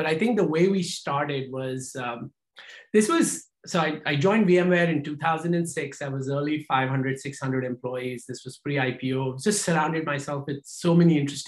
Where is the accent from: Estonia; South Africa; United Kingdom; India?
India; moved away as an adult; now in United States; we come from India, we get a master's degree in engineering, and then we become an engineer